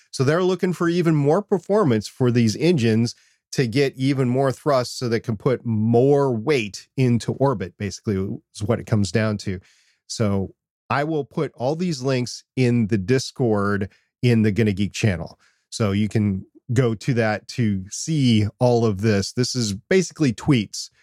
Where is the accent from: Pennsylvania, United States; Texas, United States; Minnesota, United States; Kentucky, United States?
Minnesota, United States; I'm from Minnesota